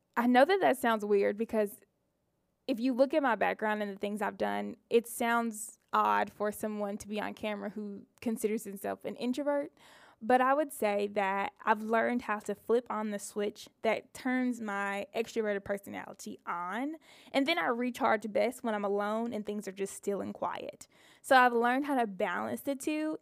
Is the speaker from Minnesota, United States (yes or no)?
no; Mississippi, United States; I'm a Mississippi girl, born and raised